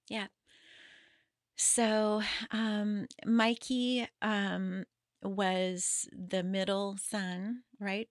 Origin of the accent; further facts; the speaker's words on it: Paso Robles, California, United States; I was born in Southern California, and when I was eight years old, my dad wanted to get out of the smog and um, moved to Paso Robles